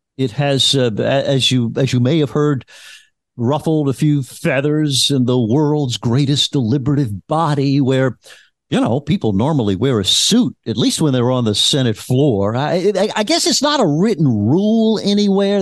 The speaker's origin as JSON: {"language": "English", "region": "Louisiana", "country": "United States", "said": "I am from Louisiana"}